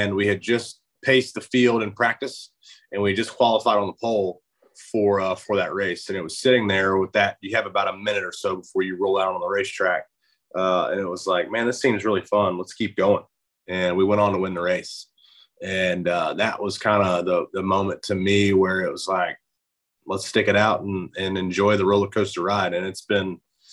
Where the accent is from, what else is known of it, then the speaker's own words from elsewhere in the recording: Charlotte, North Carolina, United States; also born or lived in Alabama; I was born in Alabama, but I moved to Charlotte, where I reside now, when I was 2 years old.